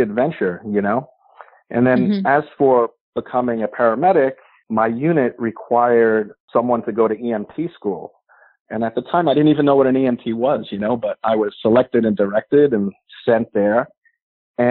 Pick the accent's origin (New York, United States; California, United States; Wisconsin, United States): New York, United States; Long Island; I grew up on Long Island, New York